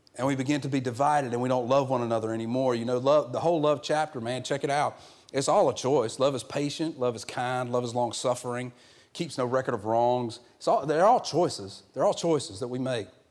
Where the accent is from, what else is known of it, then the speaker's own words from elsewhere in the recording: the South, United States; I'm from the real South where we, we call everything a Coke